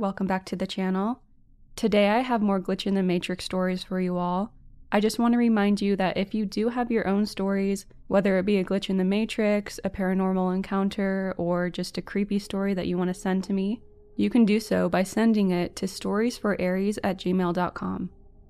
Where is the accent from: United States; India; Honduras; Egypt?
India; At this point, I would like to clarify, I'm from India, and back then I still hadn't traveled to Europe